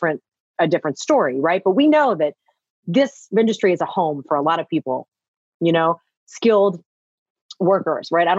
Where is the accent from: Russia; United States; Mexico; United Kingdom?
United States; Pittsburgh, Pennsylvania; moved away; also born or lived in Washington, D.C.; I'm from Pittsburgh, if I can give a shout out, but I lived in DC for about like 18 years